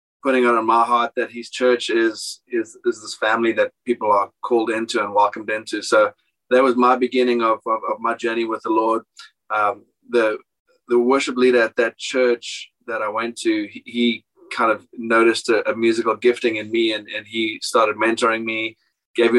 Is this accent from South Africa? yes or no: yes; South Africa; I was born and raised in South Africa.